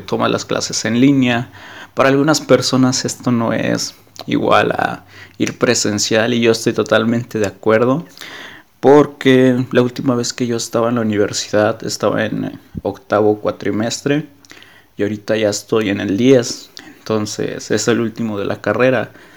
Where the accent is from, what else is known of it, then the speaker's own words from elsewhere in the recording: Mexico; soy de México